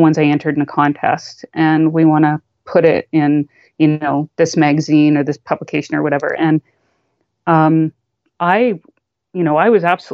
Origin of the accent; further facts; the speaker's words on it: Canada; as a Canadian